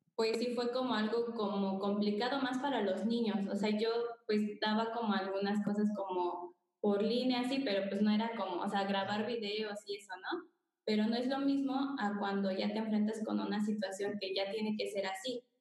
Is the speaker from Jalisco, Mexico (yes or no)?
no; Querétaro, Mexico; soy de Querétaro